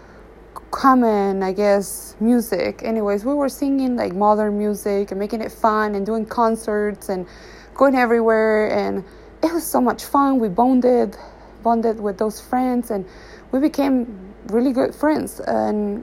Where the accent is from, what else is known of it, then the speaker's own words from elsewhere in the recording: Uruguay; I was a teenager growing up in Uruguay